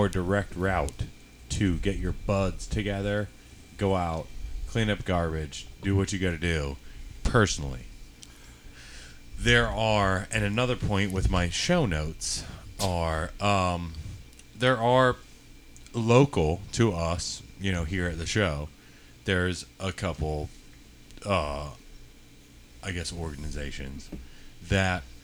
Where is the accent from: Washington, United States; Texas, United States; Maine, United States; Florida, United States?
Florida, United States; Tampa Bay area; I'm originally from the Tampa Bay area